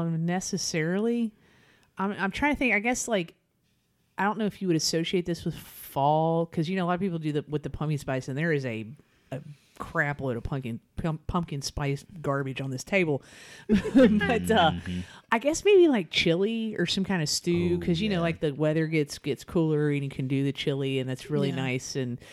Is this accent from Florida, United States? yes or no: no; Northern Kentucky, United States; now in Lexington, United States; growing up in Northern Kentucky, and there's some still there, and there's some down here too in Central Kentucky, in Lexington, Georgetown